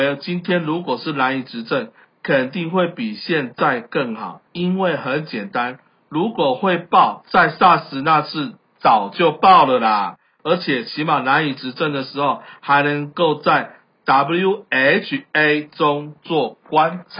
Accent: Taiwan; 我感谢生在台湾

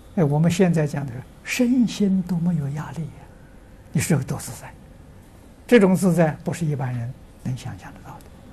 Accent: Tangchi, Anhui, China; 那所以我在汤池，我的家乡，那个地方偏僻，啊，是小城市偏僻

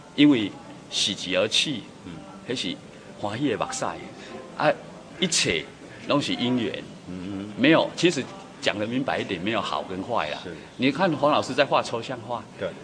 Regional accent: Taiwan; 我们把我们的故乡弄得更好，立足台湾

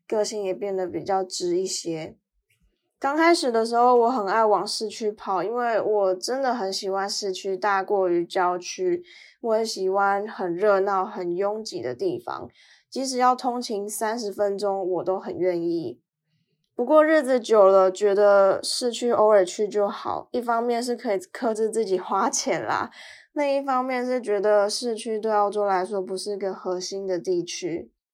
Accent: Tainan, Taiwan; moved away as an adult; now in Melbourne, Australia; 台湾、台南是我家乡的根

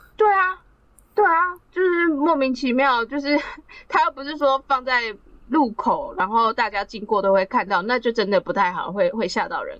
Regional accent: Taiwan; 其实我们台湾人是有两个父亲节可以过的哦

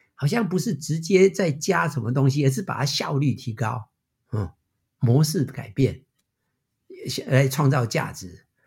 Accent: Taiwan; moved away as an adult; now in United States; 我虽然是台湾出生， 但是我的整个career其实都在美国

